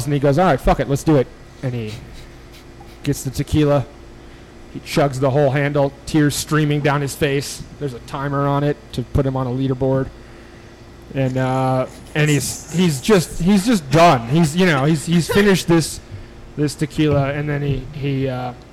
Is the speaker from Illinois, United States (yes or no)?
yes; Illinois, United States; moved away; I grew up in Illinois